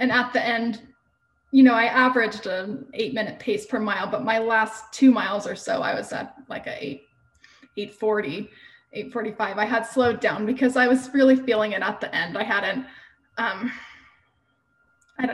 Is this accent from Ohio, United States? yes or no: no; Houston, Texas, United States; moved away as an adult; also born or lived in Utah; I grew up in Houston